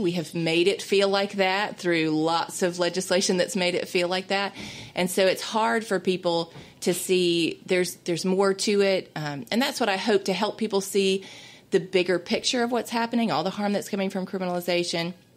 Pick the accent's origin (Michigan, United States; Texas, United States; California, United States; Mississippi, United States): Mississippi, United States; this is my home state. I was born and raised here